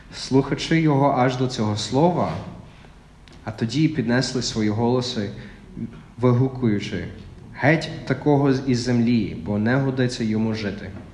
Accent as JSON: {"language": "Ukrainian", "region": "Texas", "country": "United States", "second_language": "Ukrainian", "moved": "as an adult", "lives_now": "Ukraine", "said": "я з Техасу"}